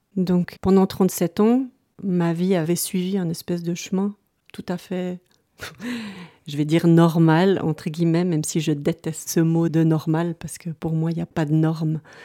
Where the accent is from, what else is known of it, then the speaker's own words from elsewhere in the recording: Lausanne, Vaud, Switzerland; moved away as an adult; also born or lived in a small village at the foot of the Jura; je suis originaire de Lausanne, où j'ai vécu toute mon enfance et adolescence